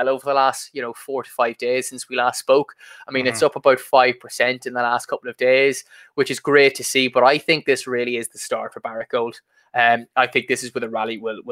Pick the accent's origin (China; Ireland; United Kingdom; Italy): Ireland; accent: Irish; hearing the Irish accent